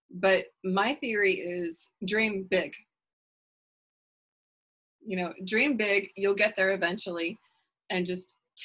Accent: Texas, United States; I'm an Irish Texan

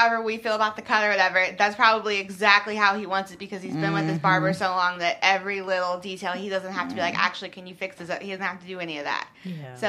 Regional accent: Louisville, Kentucky, United States; moved away; also born or lived in Atlanta; I'm from Louisville, but went to school in Atlanta too.

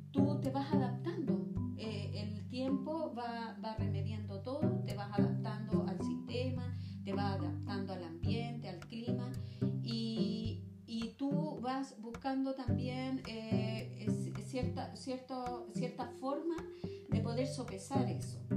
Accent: Viña del Mar, Valparaíso, Chile; moved away as an adult; now in Los Andes, Chile; hace muchos años atrás nosotros llegamos acá a Los Andes. Eh, yo vengo de Viña

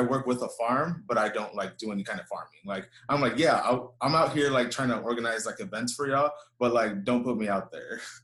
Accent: Houston, Texas, United States; I grew up here in Houston. I was uh, I was born here, raised here

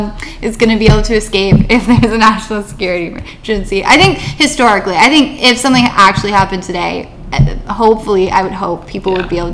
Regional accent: Texas, United States; moved away; I'm from Texas

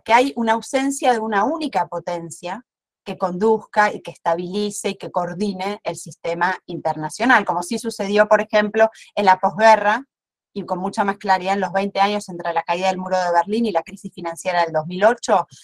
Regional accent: Argentina

